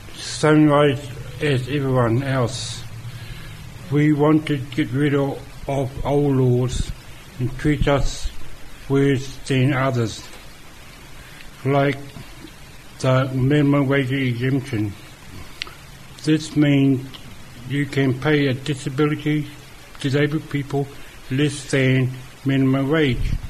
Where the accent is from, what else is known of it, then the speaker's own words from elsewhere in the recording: Auckland, New Zealand; I come from Auckland